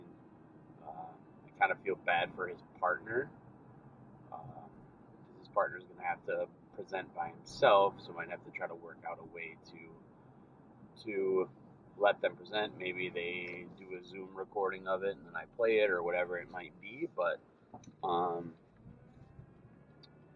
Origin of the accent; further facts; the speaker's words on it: Cumberland, Wisconsin, United States; moved away; my hometown, to Cumberland, Wisconsin